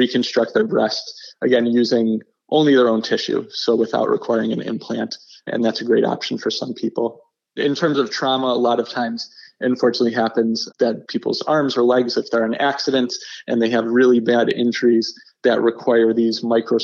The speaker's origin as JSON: {"language": "English", "town": "Buffalo", "region": "New York", "country": "United States", "said": "I'm originally from Buffalo, and I did my training in New York City"}